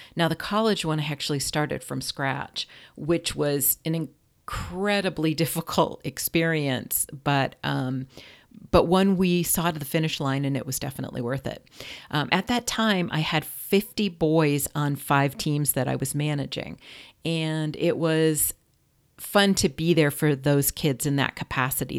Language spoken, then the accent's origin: English; Ridgefield, Connecticut, United States; moved away as an adult; also born or lived in Vermont; now in Orange County, California, United States; I grew up in Richfield, Connecticut, which is a small, beautiful New England town.